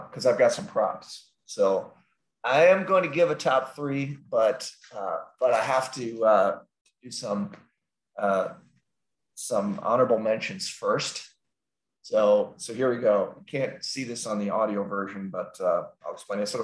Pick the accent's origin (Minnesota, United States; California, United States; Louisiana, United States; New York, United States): Minnesota, United States; Minneapolis; we are from Minneapolis, St. Paul, actually